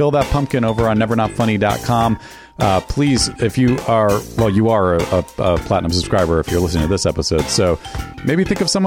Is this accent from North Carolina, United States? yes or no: no; New York, United States; I'm from New York